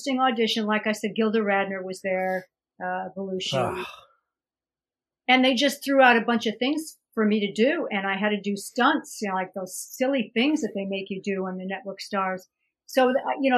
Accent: Holyoke, Massachusetts, United States; moved away as an adult; also born or lived in New York City, United States; now in Los Angeles, United States; I grew up in Holyoke, Massachusetts

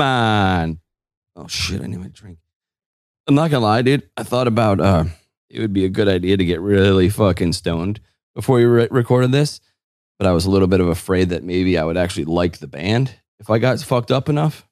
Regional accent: Northeast, United States; growing up in the Northeast

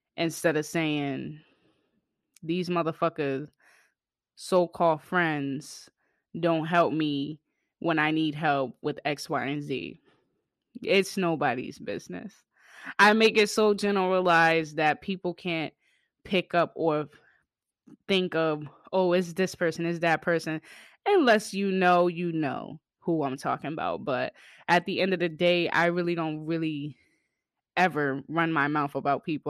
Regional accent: Boston, Massachusetts, United States; my hometown, Bean Town

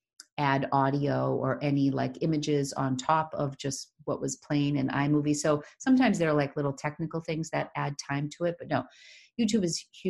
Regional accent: Leominster, Massachusetts, United States; accent: Boston; The people of Connecticut made fun of my Boston accent, which I grew up in Leominster. So that's about 40 miles west of Boston.

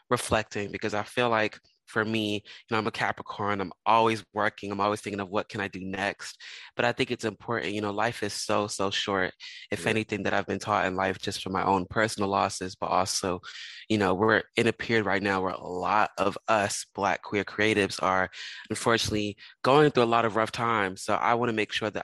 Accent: Philadelphia, Pennsylvania, United States; moved away as an adult; also born or lived in Los Angeles; growing up in Philadelphia

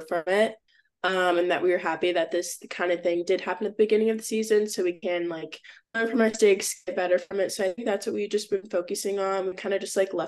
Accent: Austin, Texas, United States; moved away as an adult; now in Atlanta, United States; I'm from Austin, so like that was my hometown too.

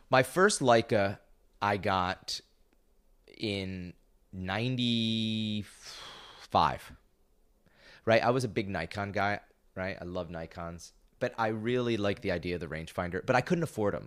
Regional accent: Binghamton, New York, United States; I grew up in upstate New York. I grew up in Binghamton.

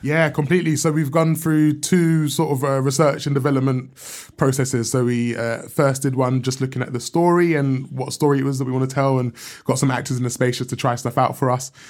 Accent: London, United Kingdom; I grew up in South London

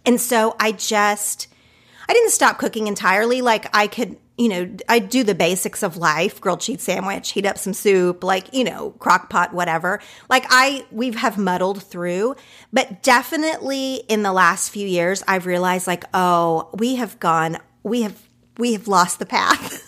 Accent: Oklahoma, United States; now in Los Angeles, United States; the type of food that I grew up with in Oklahoma

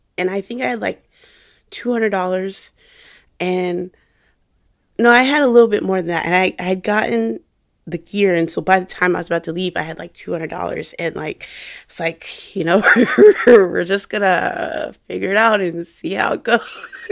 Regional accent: Jacksonville, Florida, United States; I was making videos for a fitness company here in my hometown in Jacksonville

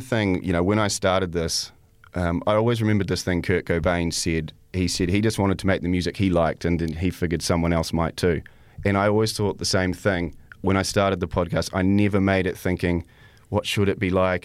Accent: New Zealand; also born or lived in Canada; I was born in Canada, and, um, but I've lived in New Zealand most of my life.

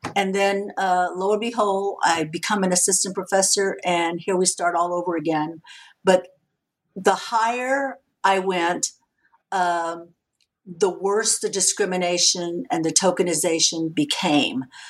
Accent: San Antonio, Texas, United States; I'm a Mexican American woman. I grew up in San Antonio, Texas

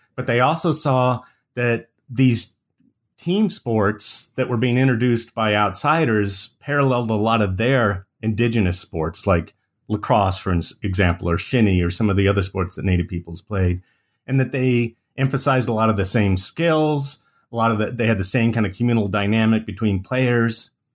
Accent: Indiana, United States; moved away as an adult; also born or lived in Arizona; now in Montana, United States; I was born and raised in Indiana

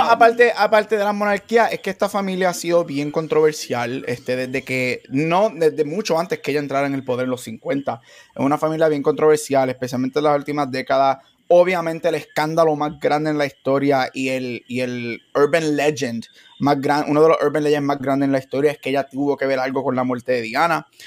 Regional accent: Puerto Rico; como buen boricua

